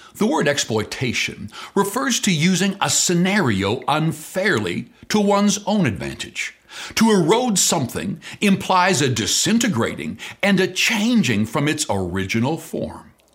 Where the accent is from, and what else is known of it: Canada